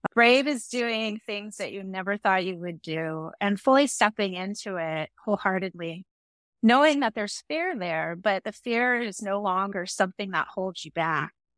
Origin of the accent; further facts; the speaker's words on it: San Francisco, California, United States; I was born and raised in the city of San Francisco